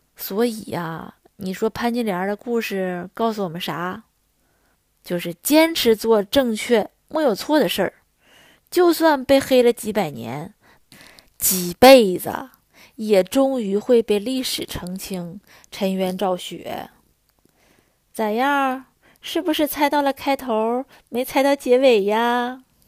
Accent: China; 在我们中国人心里

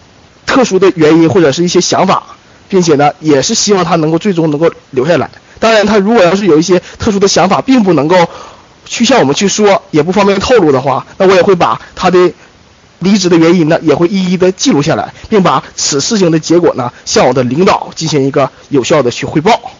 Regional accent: Heilongjiang, China; 我是黑龙江的

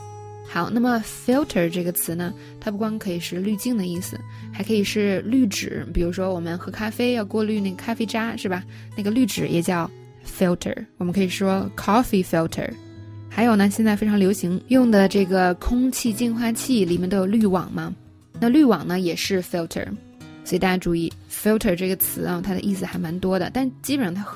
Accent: China; 我们中国人说 U G G

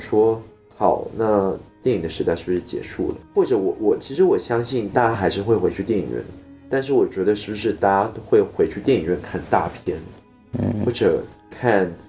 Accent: Singapore; 整个片场也只有我一个新加坡人

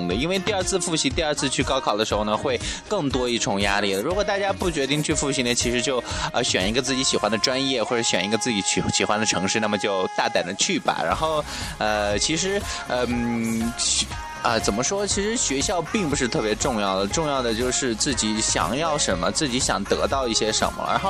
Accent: Shanxi, China; moved away as an adult; 所以说呢，我就从山西来到了广西了。然后，其实，啊，从北方来了来了南方呢，然后至今已经有三年了，然后马上就到第四年了。

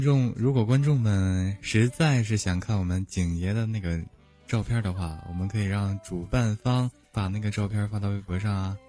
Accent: Northeast China, China; 我也是东北的

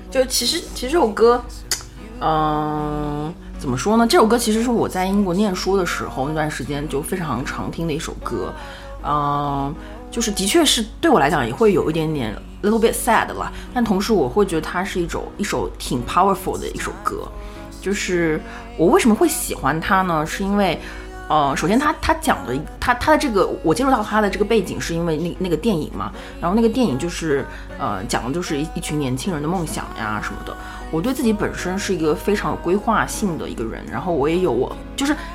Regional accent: Shanghai, China; also born or lived in United Kingdom; 我是上海人

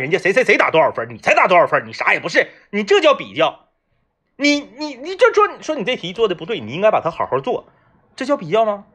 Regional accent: Changchun, Jilin, China; 而是说作为东北人，我接受不了那个味道

